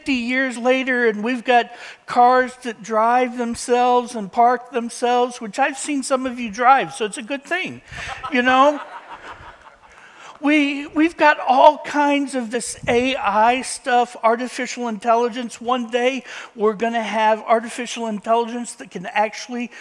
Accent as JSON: {"language": "English", "region": "Indiana", "country": "United States", "tie": "born or raised there", "said": "A farm boy growing up in Indiana"}